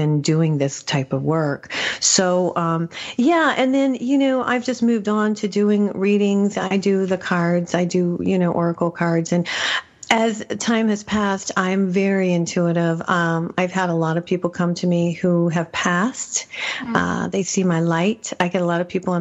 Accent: New Mexico, United States; I'm from New Mexico

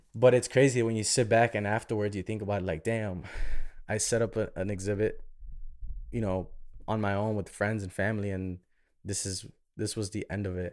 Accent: Chicago, Illinois, United States; moved away as an adult; now in Miami, United States; I'm born and raised in Chicago.

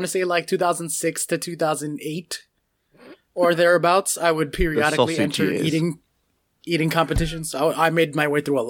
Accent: United States; I'm American

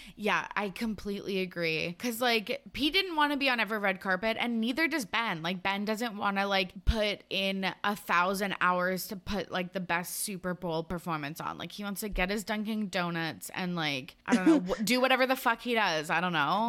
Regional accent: Canada; us being Canadian

